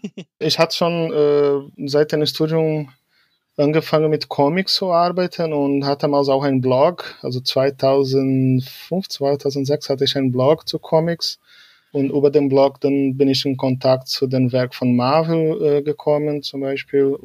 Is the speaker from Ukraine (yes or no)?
no; Porto Alegre, Rio Grande do Sul, Brazil; Genau, ich komme aus Porto Alegre. Es ist äh, die letzte Hauptstadt im Süden. Also fast